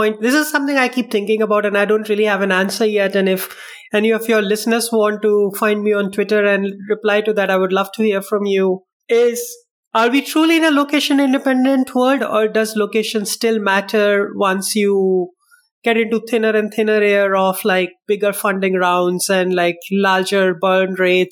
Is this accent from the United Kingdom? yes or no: no; India; also born or lived in Medellin, Colombia; now in Spain; I'm from India